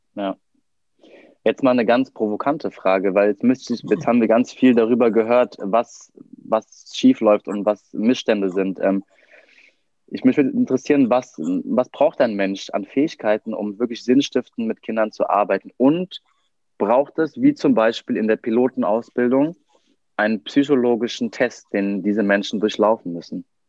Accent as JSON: {"language": "German", "country": "Germany", "said": "wir als Deutsche"}